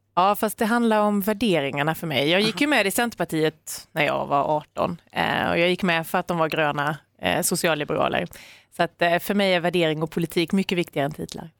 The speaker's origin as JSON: {"language": "Swedish", "area": "Maramo", "region": "Jönköping County", "country": "Sweden", "tie": "born or raised there", "moved": "as an adult", "lives_now": "near Stockholm, Sweden", "said": "Jag är uppvuxen i Maramö"}